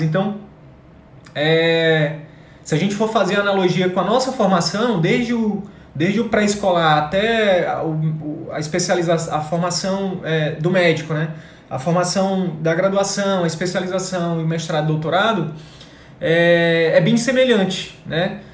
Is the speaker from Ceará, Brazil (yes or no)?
no; Picos, Piauí, Brazil; moved away; eu estava em Picos agora no Piauí, na minha cidade natal, de férias